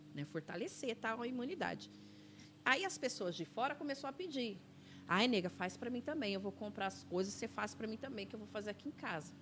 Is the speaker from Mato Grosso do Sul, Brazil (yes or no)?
no; São Paulo, Brazil; also born or lived in Caieiras / Lapa; Minha infância foi aqui em Perus, ali na rua Pedro Flores